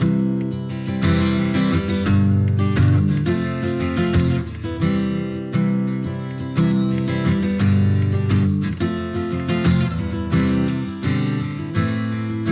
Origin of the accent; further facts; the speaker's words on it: Cape Cod, Massachusetts, United States; moved away; I'm from Cape Cod originally